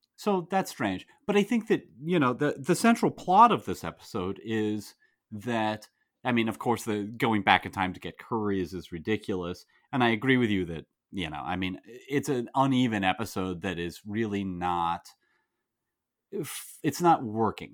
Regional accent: United States; as an American

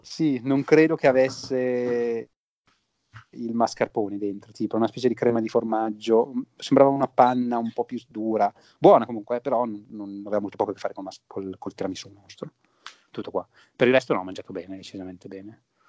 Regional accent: Piedmont, Italy; siamo dei Piemontesi

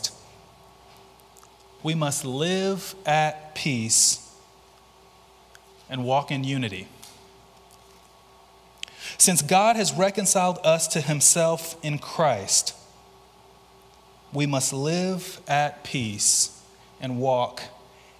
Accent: Mobile, Alabama, United States; moved away as an adult; also born or lived in Louisville, Kentucky; I'm originally from Mobile.

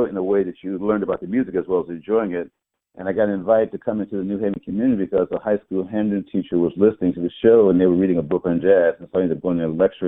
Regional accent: Sioux Falls, South Dakota, United States; moved away as an adult; also born or lived in Alabama; I started off, as I said, Alabama to South Dakota years, which you won't believe. I came to Yale from Sioux Falls, South Dakota

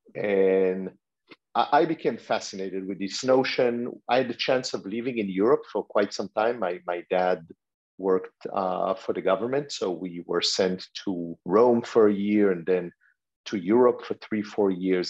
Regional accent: Israel; moved away; also born or lived in France; growing up in Israel

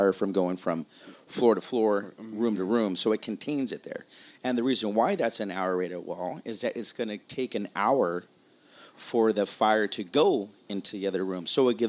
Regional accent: Whittier, California, United States; my hometown in Whittier

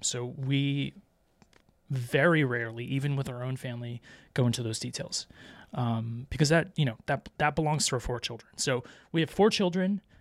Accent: Vero Beach, Florida, United States; moved away; I grew up in Vero Beach, Florida

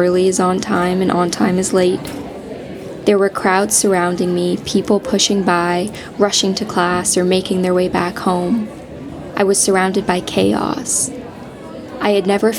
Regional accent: Georgetown, Ontario, Canada; born or raised there; now in Ottawa, Canada

